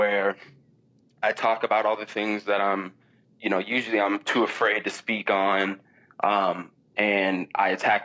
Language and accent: English; Minneapolis, Minnesota, United States; I'm from Minneapolis